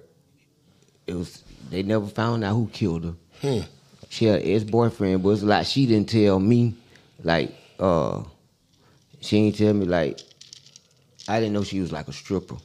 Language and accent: English; Atlanta, Georgia, United States; we grew up in Southwest Atlanta.